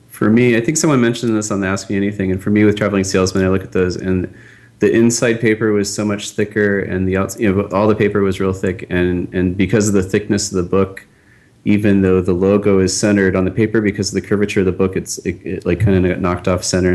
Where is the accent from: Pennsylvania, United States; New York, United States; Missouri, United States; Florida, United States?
Pennsylvania, United States; Pittsburgh; I'm from Pittsburgh, and I was you know a Pirates fan growing up